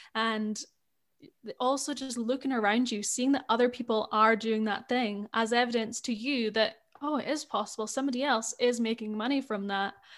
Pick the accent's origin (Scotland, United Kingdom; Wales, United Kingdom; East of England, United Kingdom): Scotland, United Kingdom; accent: Scottish; I grew up in Scotland